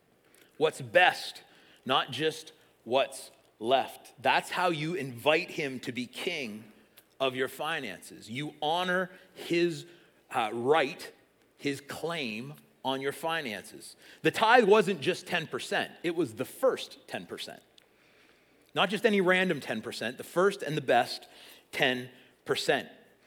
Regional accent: South East England, United Kingdom; I grew up in Sussex, up the road. I know from cows.

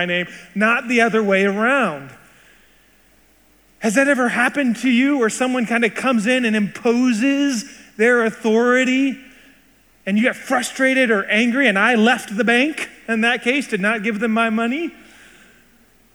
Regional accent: Seattle, Washington, United States; I was born in Seattle and spent my entire life in the United States

